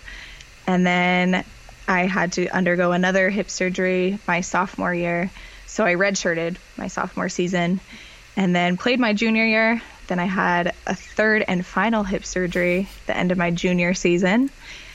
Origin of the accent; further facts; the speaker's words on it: Parker, Colorado, United States; moved away as an adult; I grew up in Colorado. Just outside of Denver, Parker, Colorado